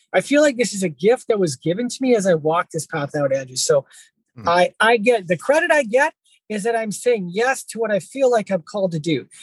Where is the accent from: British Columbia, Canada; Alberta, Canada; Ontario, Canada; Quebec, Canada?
British Columbia, Canada; Abbotsford; also born or lived in Vancouver; after coming back to my hometown, Abbotsford